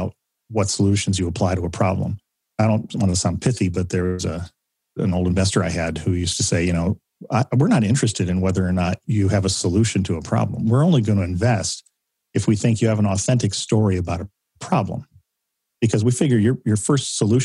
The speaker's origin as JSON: {"language": "English", "region": "Michigan", "country": "United States", "said": "I'm from Michigan."}